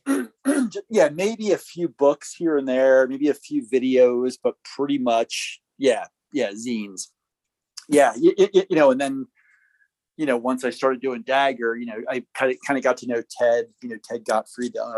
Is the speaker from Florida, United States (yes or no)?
no; Jersey Shore, New Jersey, United States; moved away; I came up from from the Jersey Shore